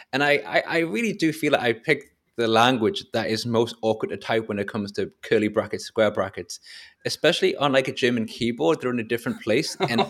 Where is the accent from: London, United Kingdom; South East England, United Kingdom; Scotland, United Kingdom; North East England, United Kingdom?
North East England, United Kingdom; accent: coasty, not Geordie; No, I mean, I consider my accent, I consider not particularly Geordie. It's more coasty, to be honest.